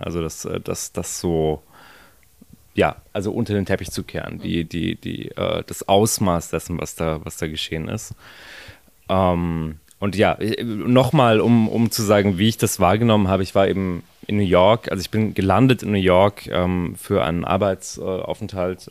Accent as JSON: {"language": "German", "country": "Germany", "also_born_or_lived": "Israel", "said": "als äh, Deutscher"}